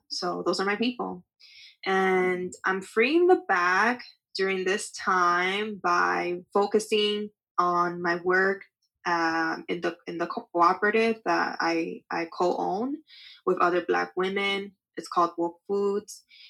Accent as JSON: {"language": "English", "country": "Dominican Republic", "said": "so that I can invest that money into buying land in my home country of the Dominican Republic."}